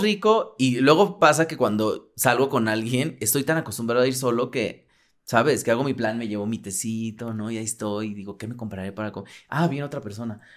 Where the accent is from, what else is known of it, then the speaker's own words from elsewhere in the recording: Mexico City, Mexico; nací en un barrio muy al, del sur de la ciudad y yo era muy feliz con mis abuelos y todo